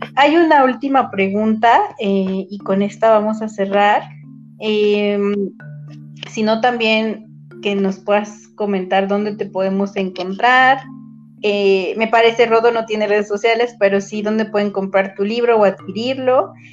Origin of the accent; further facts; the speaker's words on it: Mexico; somos mexicanos